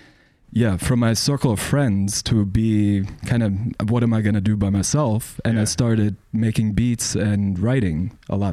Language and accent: English; Munich, Bavaria, Germany; also born or lived in Milwaukee, Wisconsin; So I'm from Munich. I'm from Munich, Germany.